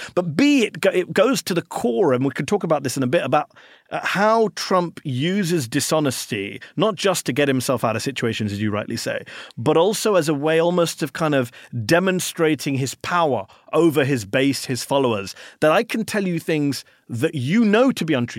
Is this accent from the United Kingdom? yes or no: yes; United Kingdom; now in Washington, D.C., United States; I'm a Brit